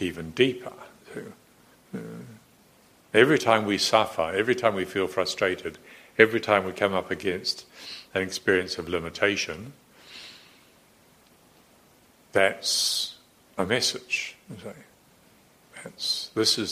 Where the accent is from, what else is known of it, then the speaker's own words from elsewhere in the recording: Morrinsville, Waikato, New Zealand; I was brought up a Presbyterian in Moranesville in New Zealand